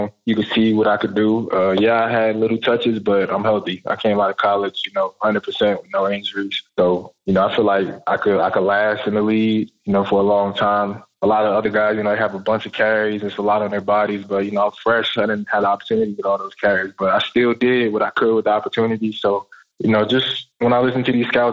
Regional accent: New York, United States; moved away; also born or lived in North Carolina; I grew up in New York in the Bronx

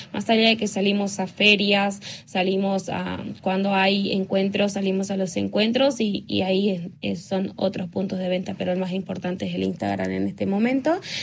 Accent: Buenos Aires, Argentina; somos de la Villa treinta y uno

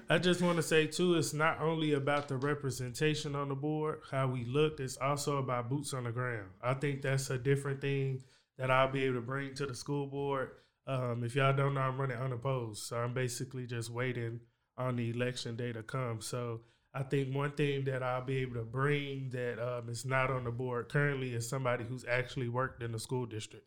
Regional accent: Waco, Texas, United States; also born or lived in Hewitt, Texas; growing up in East Waco, U S

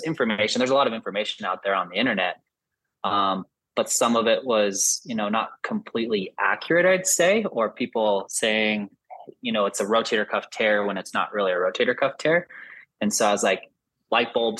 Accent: Salt Lake City, Utah, United States; I grew up here in Salt Lake in Utah, started hunting from a super young age.

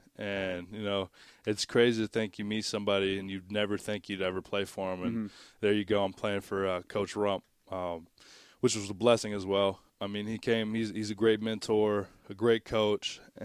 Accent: Tampa, Florida, United States; also born or lived in Dade City, United States / Lakeland, United States; Yeah, so I was born in Tampa, Florida, actually right across the street from the Buck Stadium.

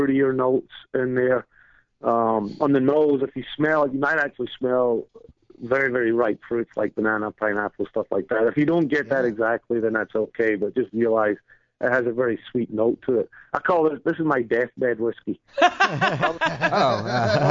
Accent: Scotland, United Kingdom; now in New York, United States; when I was growing up in Scotland

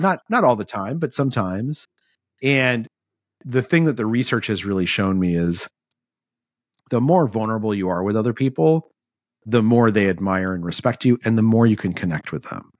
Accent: Albuquerque, New Mexico, United States; moved away as an adult; I grew up in Albuquerque, New Mexico

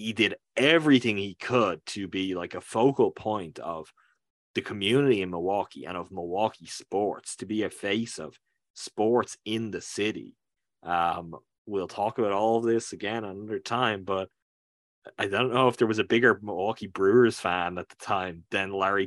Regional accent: Ireland; I'm a guy from Ireland who's doing this years. I'm talking from Ireland now.

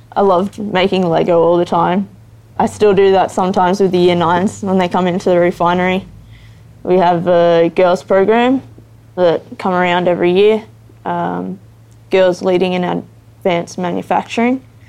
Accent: Geelong, Victoria, Australia; I grew up in Geelong

